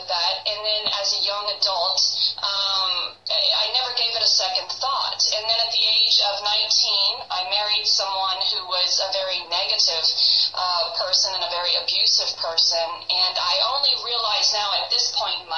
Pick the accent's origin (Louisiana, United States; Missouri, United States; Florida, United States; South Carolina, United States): Louisiana, United States; New Orleans; moved away; I'm originally from New Orleans, Louisiana, so I grew up around a lot of that culture